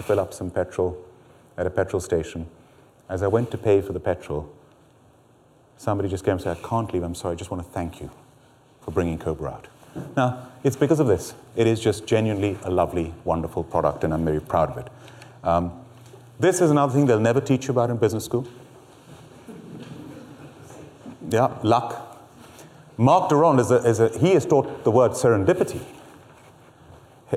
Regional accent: Hyderabad, Telangana, India; now in United Kingdom; I'm from Hyderabad in India

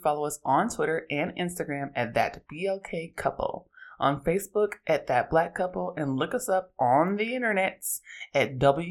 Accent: Oakland, California, United States

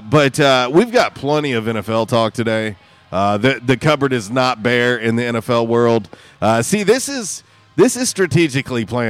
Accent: Tampa, Florida, United States; now in Jonesboro, United States; Tampa, the Tampa Bay area, that's my hometown. That's where I'm originally from.

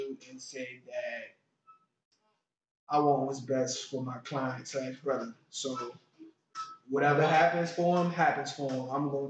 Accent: New Orleans, Louisiana, United States; When I told people I was from New Orleans.

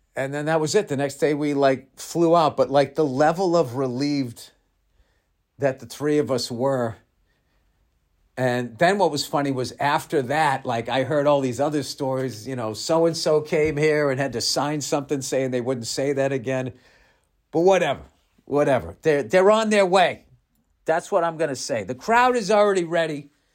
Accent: United States; I'm fucking American.

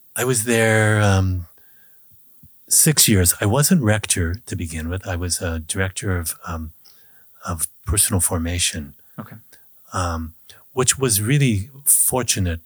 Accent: United States; in Kansas, Nebraska, where I grew up

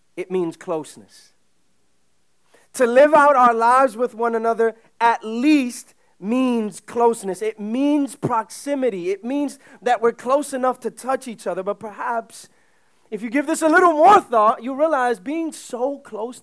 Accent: New York City, New York, United States; My parents are both immigrants from the Dominican Republic. They came in the late 70s. I grew up in Uptown

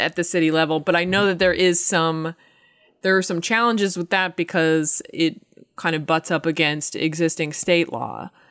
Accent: Medfield, Massachusetts, United States; I'm from, uh, Medfield, Massachusetts

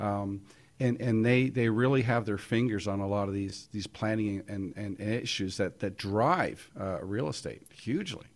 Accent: Toronto, Ontario, Canada; I was born in Toronto

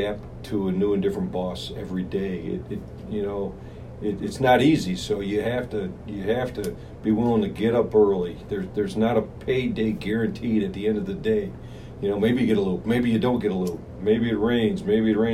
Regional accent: Morton Grove, Illinois, United States; North Side. Born and raised in Morton Grove, Illinois

